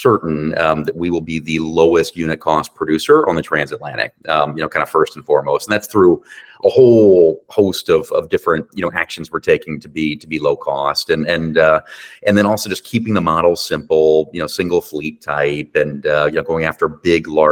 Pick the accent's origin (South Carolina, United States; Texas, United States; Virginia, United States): Virginia, United States; Virginia Beach; moved away as an adult; also born or lived in Calgary, Canada; Virginia Beach, which is my hometown